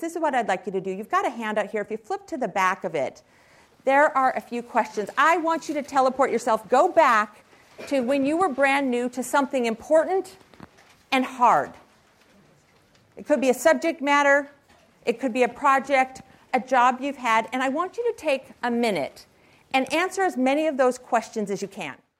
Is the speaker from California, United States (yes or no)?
yes; Silicon Valley, California, United States; I was raised here in Silicon Valley